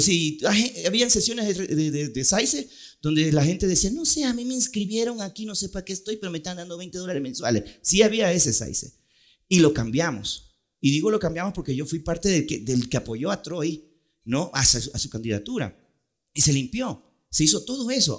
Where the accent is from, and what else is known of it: Ecuador; born or raised there; also born or lived in Puerto Rico / New York